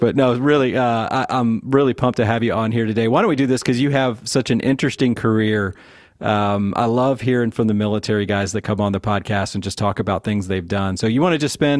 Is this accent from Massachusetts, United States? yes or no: no; Manassas, Virginia, United States; also born or lived in Silver Spring, Maryland; close to my hometown where I grew up in Manassas, Virginia, in Silver Spring, Maryland